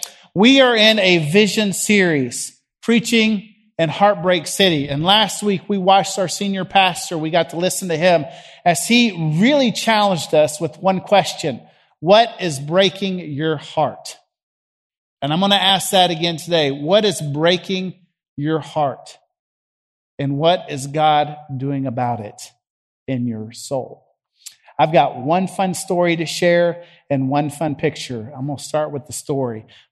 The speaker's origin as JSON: {"language": "English", "region": "the South", "country": "United States", "accent": "Southern", "said": "And hey, with my Southern accent back then, up there in Chicago, trying to reach a bunch of high school kids that spoke Yankee, Chicagoan, they looked at me cross-eyed."}